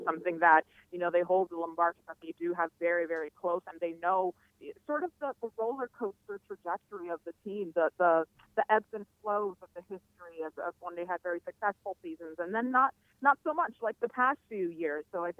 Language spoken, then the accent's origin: English; South Florida, United States; I'm from South Florida, so I get it completely how humid and how the humidity changes things for you.